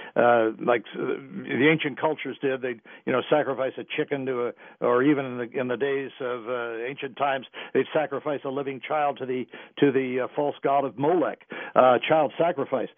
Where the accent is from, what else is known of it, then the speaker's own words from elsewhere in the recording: Washington, District of Columbia, United States; I grew up in Washington, D.C.